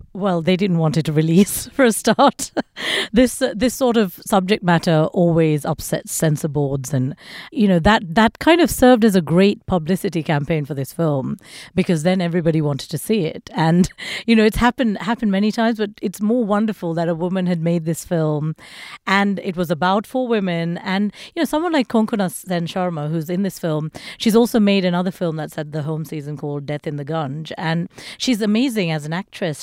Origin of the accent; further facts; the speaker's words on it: Sri Lanka; I was born in Sri Lanka, and it's a country that's gone through you know, Civil War.